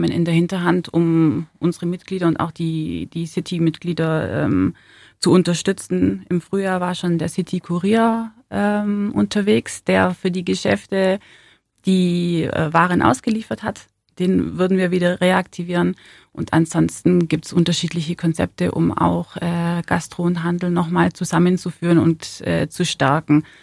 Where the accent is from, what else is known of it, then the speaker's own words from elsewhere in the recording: Ulm, Baden-Württemberg, Germany; Weil Ulm äh, meine Heimat ist, weil Ulm einfach äh, schnuckelig ist und ähm, ja, mein Zuhause ist. Deswegen liegt mir Ulm am Herzen. Ich bin hier aufgewachsen